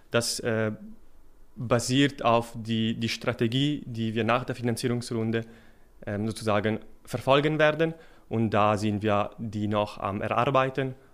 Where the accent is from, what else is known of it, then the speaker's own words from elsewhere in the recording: Milan, Lombardy, Italy; German is a second language; moved away as an adult; now in Switzerland; Ich bin, äh, wie man vom Namen vielleicht ahnen kann, stamme ich aus Italien, aus Mailand. Da bin ich für das Materialwissenschaftsstudium an die ETH gekommen.